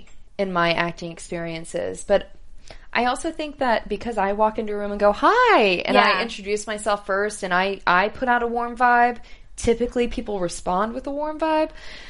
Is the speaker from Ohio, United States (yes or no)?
no; Houston, Texas, United States; I'm from Houston